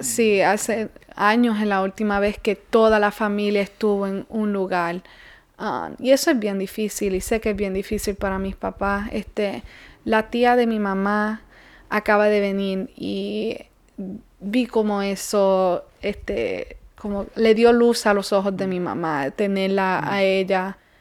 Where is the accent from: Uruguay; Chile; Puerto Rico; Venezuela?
Puerto Rico; now in United States; porque nosotros somos de Puerto Rico, o sea que al nacer somos ciudadanos